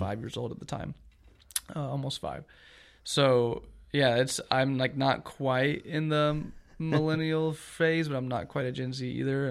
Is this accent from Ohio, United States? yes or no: no; Augusta, Georgia, United States; moved away as an adult; also born or lived in Lynchburg, Virginia; now in Eustis, United States; grew up in Augusta, Georgia